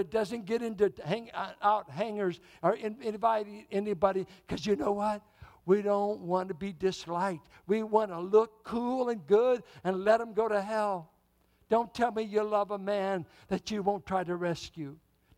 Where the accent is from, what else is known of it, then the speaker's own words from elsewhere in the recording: Richmond, Virginia, United States; as a boy growing up in Richmond, I grew up mainly with whites and blacks in Richmond in the 40s and 50s.